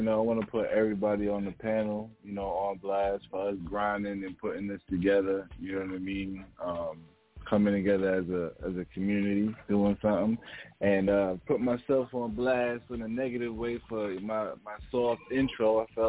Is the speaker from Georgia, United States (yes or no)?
no; New York, United States; Born and raised in New York, so you know what I mean? Growing up on hip-hop music is a thing, you know what I'm saying? I grew up in a mixed culture family where my mom was Spanish and my pops was black